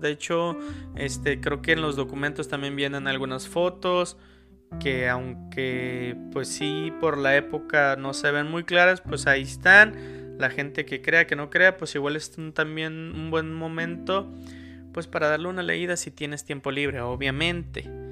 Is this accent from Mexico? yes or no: yes; Mexico; somos mexicanos